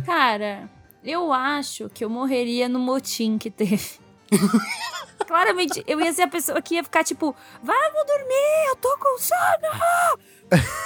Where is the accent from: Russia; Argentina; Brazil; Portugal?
Brazil; Eu sou muito brasileira